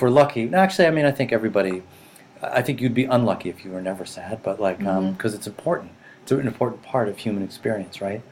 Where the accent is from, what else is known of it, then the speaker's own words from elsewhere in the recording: Boston, Massachusetts, United States; also born or lived in Rhode Island / Japan / California / Montana; I grew up in boston